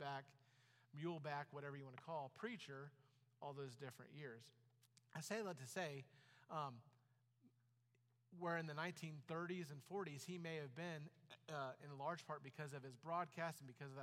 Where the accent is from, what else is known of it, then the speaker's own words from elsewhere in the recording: Titusville, Florida, United States; Temple Baptist Church in Titusville, Florida, which was my parents' home church and where I was, the church I was, I wasn't born in the church, but it kind of felt like it. I think I was born on Sunday, and Sunday night I was in church